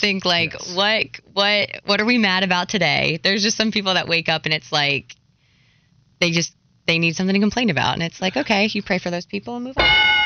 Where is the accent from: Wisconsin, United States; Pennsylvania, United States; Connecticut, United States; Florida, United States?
Pennsylvania, United States; Hershey; now in Charlotte, United States; I'm from Hershey, Pennsylvania, which yep. a huge hockey town